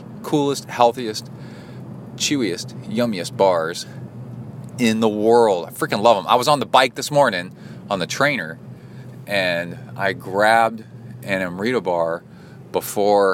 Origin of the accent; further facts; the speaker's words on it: Texas, United States; also born or lived in Cincinnati, Ohio; my parents for moving to Texas and raising me in Texas, because now I'm stuck in Texas.